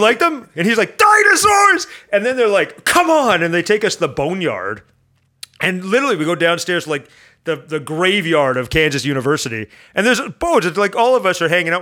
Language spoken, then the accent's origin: English; Canada; I'm Canadian.